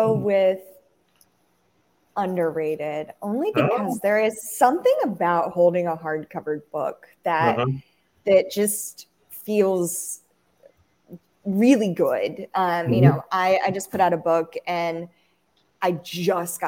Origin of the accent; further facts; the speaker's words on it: North Carolina, United States; I'm really from North Carolina, but my mom is from Washington State. And so I actually grew up sans typical Southern comfort.